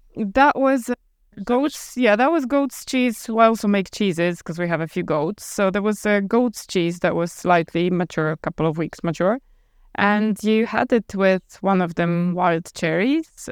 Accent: Poland; moved away as an adult; also born or lived in Ireland; now in Abruzzo, Italy; We're both Polish, and when we were 20 something, we moved out from Poland to Ireland.

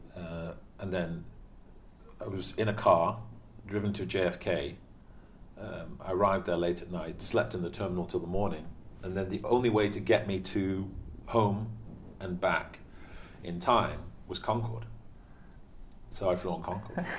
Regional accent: Stockport, North West England, United Kingdom; moved away as an adult; also born or lived in Pennsylvania; I forgot I was from Stockport, now I'm from Manchester

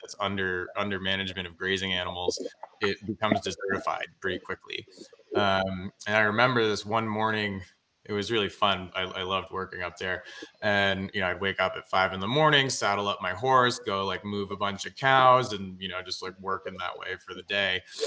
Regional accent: Greenwich, Connecticut, United States; I grew up in Greenwich, Connecticut.

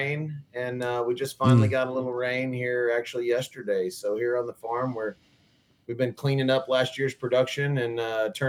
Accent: West Texas, United States; moved away; So I'm from West Texas

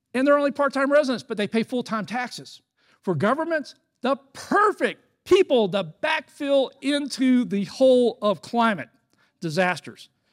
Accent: Florida, United States; I'm from Florida

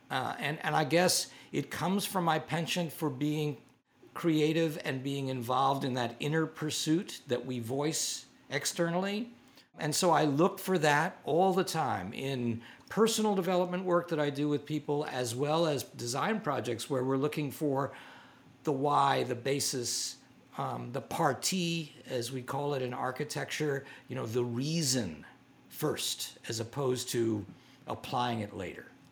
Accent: New York City, New York, United States; I grew up on the Lower East Side and had a, a, a really great introduction to New York art museums

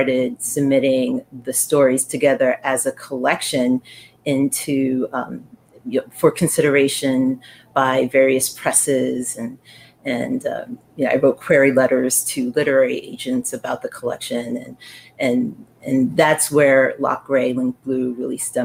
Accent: New York City, New York, United States; I grew up in the Bronx. I was born and raised in the Bronx

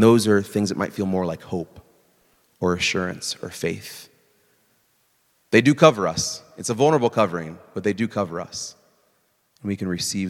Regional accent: Iowa, United States; moved away; where I grew up in Iowa

